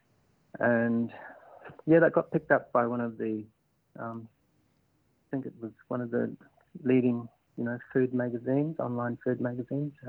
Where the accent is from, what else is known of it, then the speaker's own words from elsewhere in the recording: Kakadu National Park, Northern Territory, Australia; moved away as an adult; now in Darwin, Australia; I'm from Kakadu National Park, southeast of Darwin, about 3 hours. I come from a small community called Murdudjurl, which is on my mother's country, Murrumburu country